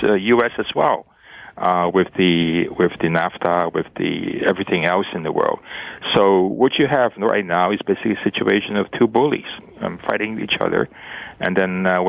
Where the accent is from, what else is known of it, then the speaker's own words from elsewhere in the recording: Canada; as a Canadian